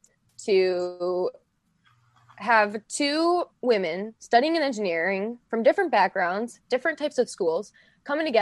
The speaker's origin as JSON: {"language": "English", "region": "Michigan", "country": "United States", "tie": "born or raised there", "said": "I've since moved back to Michigan to pursue a new co-op in my home state"}